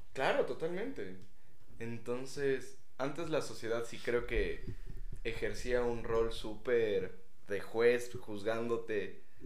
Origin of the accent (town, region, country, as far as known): Ecuador